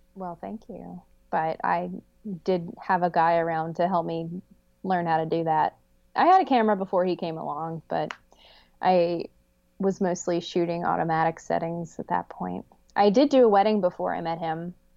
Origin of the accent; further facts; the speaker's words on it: United States; I grew up right outside of Paint Creek